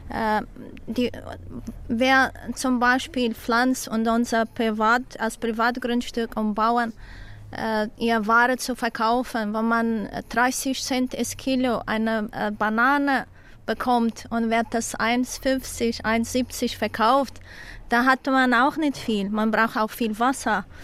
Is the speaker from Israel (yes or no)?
no; Madeira, Portugal; born there; German is a second language; Hier, ich bin hier auf Madeira geboren und meine Herz fühlt sich sehr gut hier.